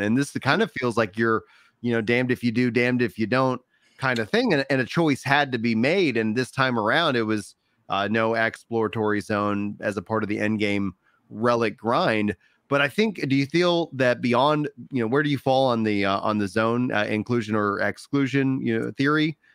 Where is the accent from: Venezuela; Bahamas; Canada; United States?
United States; Texas; As a Texan, my natural inclination is to speak Spanglish